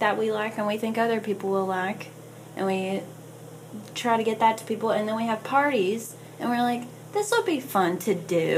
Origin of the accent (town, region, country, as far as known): Alabama, United States; born or raised there; now in Nashville, United States